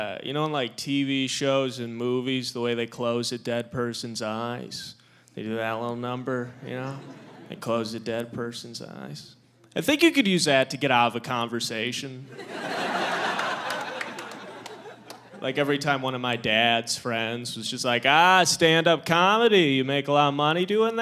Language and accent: English; Midwest, United States; I'm from the Midwest